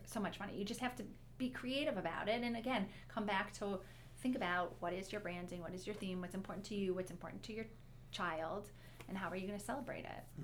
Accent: Detroit, Michigan, United States; we grew up in Detroit

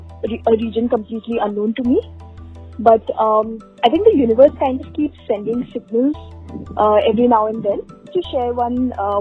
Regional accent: Dehradun, Uttarakhand, India; moved away as an adult; also born or lived in Singapore / Delhi; I grew up in Dehradun

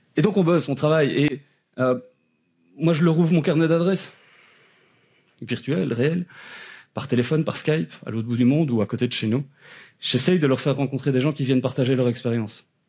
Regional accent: Eghezée, Wallonia, Belgium; accent: Belgian; je suis belge, ça s'entend peut-être à l'accent.

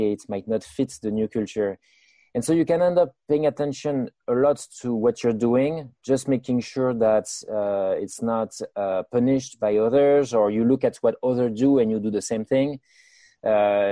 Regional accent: France; moved away as an adult; now in United States; I was born in France, and I spent my first 30 years in France.

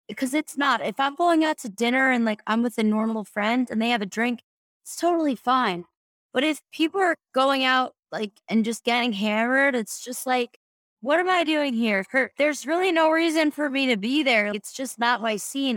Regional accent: Long Island, New York, United States; also born or lived in South Florida; now in Colorado, United States; I'm originally from Long Island, New York

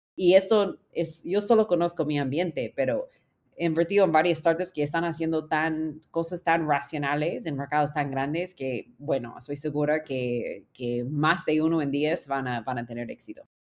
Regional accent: United States; Spanish is a second language; moved away as an adult; also born or lived in California / Peru; soy gringa en América Latina

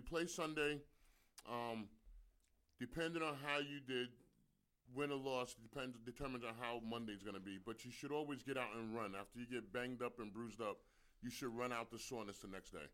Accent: New York, United States; I'm a New Yorker.

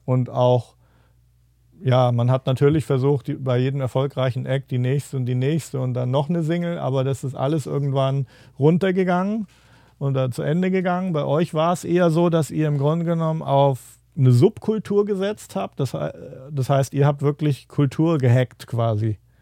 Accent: Giessen, Hesse, Germany; also born or lived in Frankfurt; bei uns in Gießen waren halt die Amerikaner

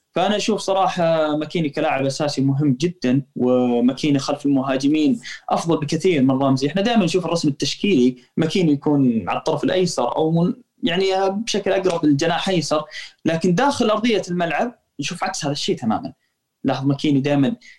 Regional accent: Saudi Arabia; عندنا في السعوديه نقول لاعب خشاش

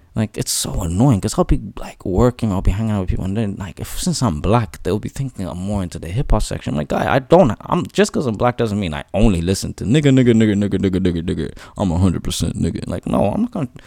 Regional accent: Ireland; But I'm Irish too. I'm born here. I'm raised here. I'm Irish

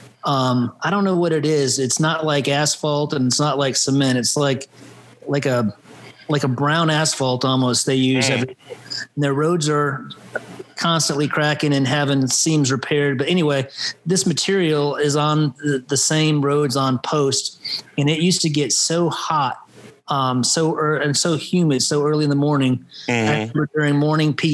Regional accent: just outside of Asheville, Western North Carolina, United States; moved away as an adult; also born or lived in Cleveland, Ohio; I was born up just outside of Cleveland, Ohio, raised in Western North Carolina, just outside of Asheville

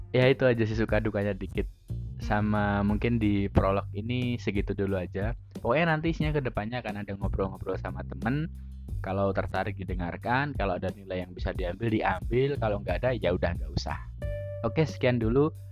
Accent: Surakarta, Central Java, Indonesia; aku lahir dan besar di Solo Surakarta di Jawa Tengah sehari-hari menggunakan bahasa Jawa kalau ngobrol.

